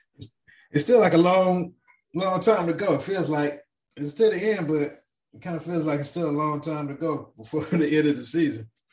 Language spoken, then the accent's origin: English; Arkansas, United States; I'm from Arkansas